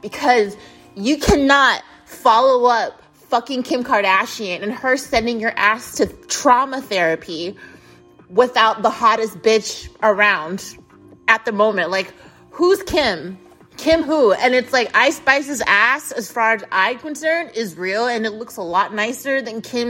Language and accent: English; United States; I, as an American